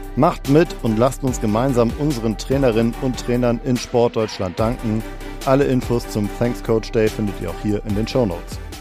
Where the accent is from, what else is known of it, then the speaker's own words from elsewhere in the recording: Cologne, North Rhine-Westphalia, Germany; Ich komme aus Köln